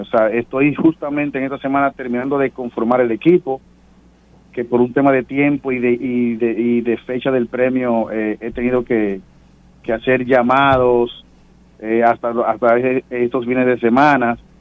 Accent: Dominican Republic; como dominicanos

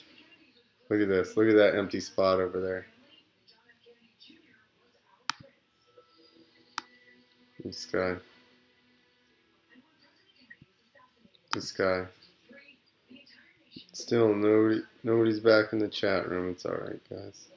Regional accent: United States; we're American

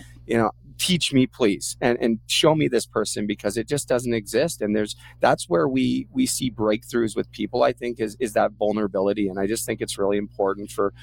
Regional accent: Port Coquitlam, British Columbia, Canada; I'm originally from Port Coquitlam, British Columbia, hometown of the greatest Canadian of all time, Terry Fox

